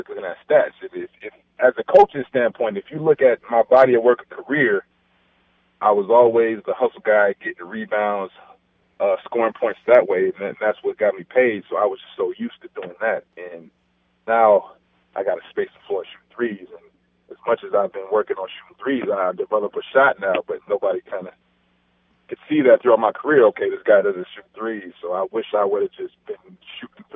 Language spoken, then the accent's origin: English; Los Angeles, California, United States; moved away; in my hometown